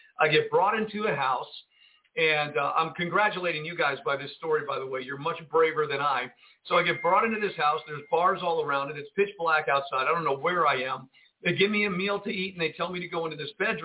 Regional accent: United States

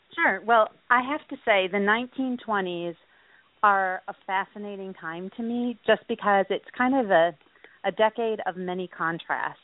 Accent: Milwaukee, Wisconsin, United States; I grew up in the Milwaukee area

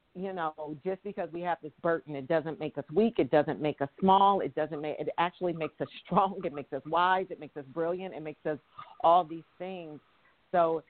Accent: San Francisco, California, United States; I'm from the Bay Area. I'm from San Francisco.

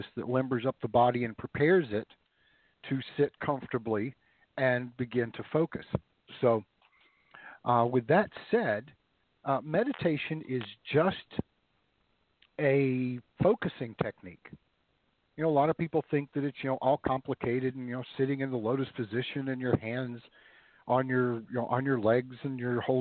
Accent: the South, United States; growing up in the South

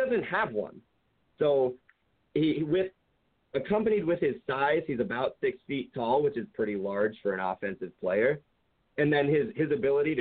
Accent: Columbus, Ohio, United States; But I'm from Columbus. I live in Columbus.

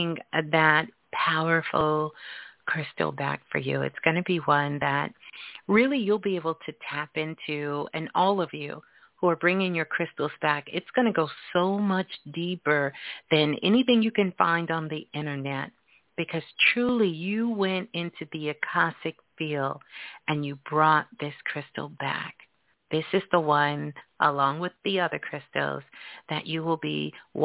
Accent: New York City, New York, United States; Brooklyn, Brooklyn, my hometown

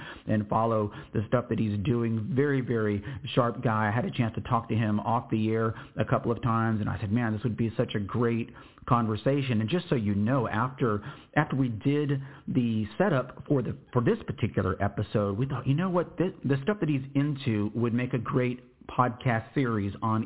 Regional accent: United States; as an American

